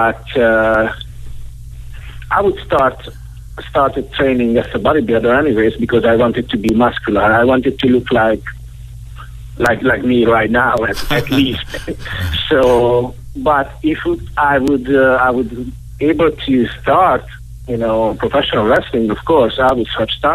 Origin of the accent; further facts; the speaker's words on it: Hungary; English is a second language; moved away as an adult; now in Tampa, United States; originally I'm from Hungary, Europe, and I moved here like 3 years ago with my wife